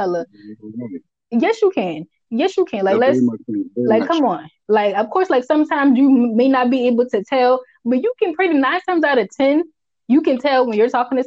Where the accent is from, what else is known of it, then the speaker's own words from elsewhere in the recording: United States; accent: Geechee; first language Geechee; my language, my first language